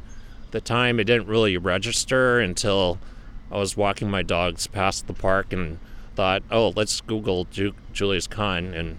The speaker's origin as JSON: {"language": "English", "town": "San Francisco", "region": "California", "country": "United States", "tie": "born or raised there", "said": "I grew up in San Francisco, but on the west side."}